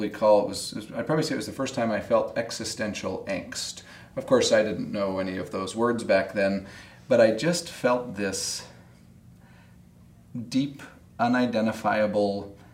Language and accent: English; Salt Lake City, Utah, United States; I grew up in Salt Lake City